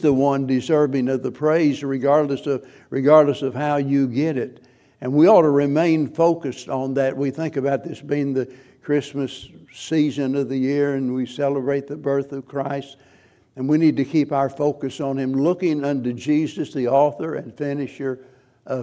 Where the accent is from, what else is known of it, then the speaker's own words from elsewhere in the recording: the Ozarks, Missouri, United States; I'm a hillbilly from the Ozarks, and it's Missouri, not Missouri